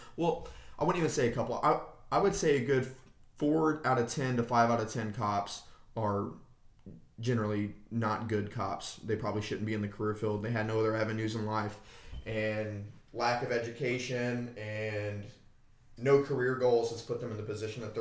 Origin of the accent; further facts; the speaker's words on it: United States; as an American